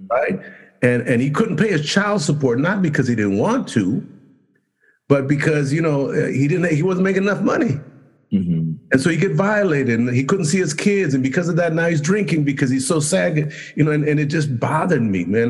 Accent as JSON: {"language": "English", "town": "Los Angeles", "region": "California", "country": "United States", "tie": "born or raised there", "said": "we grew up in Compton, we grew up in Watts, grew up in that area"}